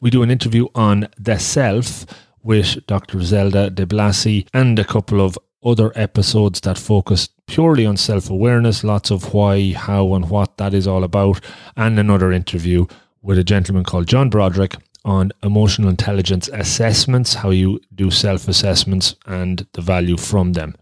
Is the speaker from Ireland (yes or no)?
yes; Longford, Leinster, Ireland; born or raised there